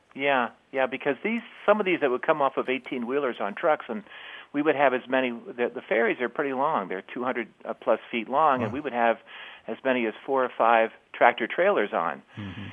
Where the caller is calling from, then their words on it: South Burlington, Vermont, United States; I'm calling from South Burlington, Vermont